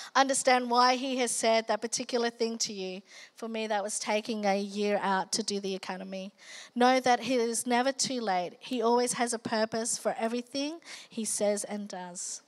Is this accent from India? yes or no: no; Australia; also born or lived in Philippines; being Asian Australian